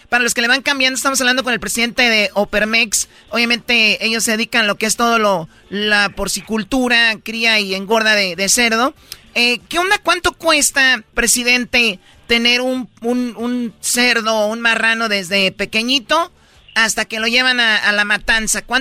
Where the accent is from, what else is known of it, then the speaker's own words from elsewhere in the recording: Tepatitlán, Jalisco, Mexico; yo sí recuerdo cuando era niña en Tepatitlán que iban a matar un cerdo